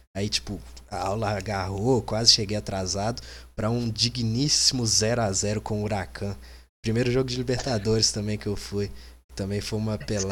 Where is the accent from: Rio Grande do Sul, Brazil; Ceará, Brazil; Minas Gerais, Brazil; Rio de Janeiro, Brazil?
Minas Gerais, Brazil; Sete Lagoas; Eu sou de Sete Lagoas